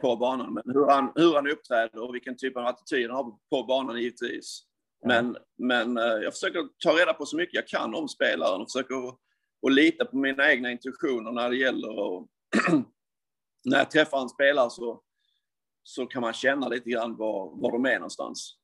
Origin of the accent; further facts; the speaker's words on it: Sweden; moved away as an adult; Jag är ju från Sverige